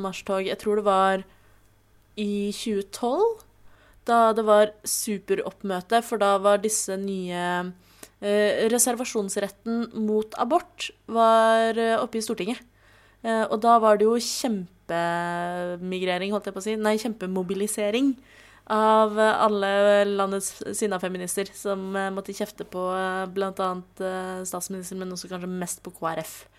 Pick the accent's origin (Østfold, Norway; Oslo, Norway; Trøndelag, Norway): Oslo, Norway; jeg kommer fra Oslo